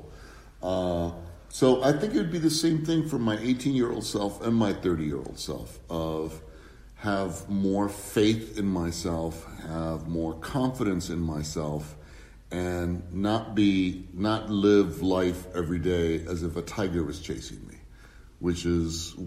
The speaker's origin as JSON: {"language": "English", "town": "Erie", "region": "Pennsylvania", "country": "United States", "tie": "born or raised there", "also_born_or_lived": "Cuba / Spain", "said": "we moved where my mom was an adjunct teacher, did not make very much money, in Erie, Pennsylvania, which is a small ex-industrial town in Pennsylvania. I lived in housing projects"}